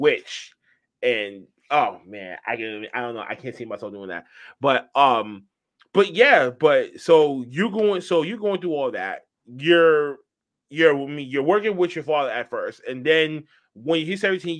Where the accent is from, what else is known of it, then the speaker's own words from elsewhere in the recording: Boston, Massachusetts, United States; I'm from Boston